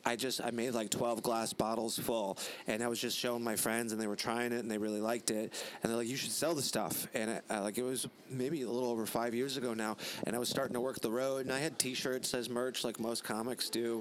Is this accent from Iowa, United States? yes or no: no; Illinois, United States; I'm from Illinois originally